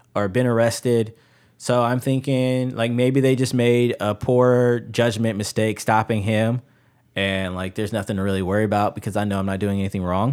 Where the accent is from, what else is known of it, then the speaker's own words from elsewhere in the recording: Chicago, Illinois, United States; now in Ohio, United States; I grew up in Chicago